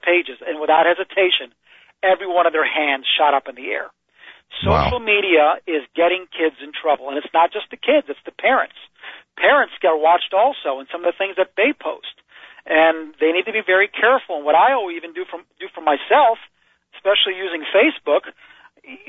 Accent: Yonkers, New York, United States; I grew up in Yonkers, New York.

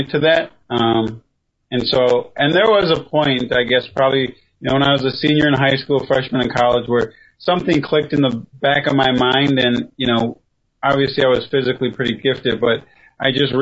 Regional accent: St. Paul, Minnesota, United States; also born or lived in Milwaukee, Wisconsin; I was born in Minnesota

